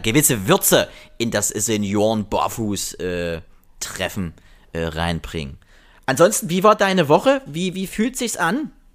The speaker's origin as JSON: {"language": "German", "country": "Germany", "said": "ich komme ja aus der Generation DDR, ein Land, was es nicht mehr gibt"}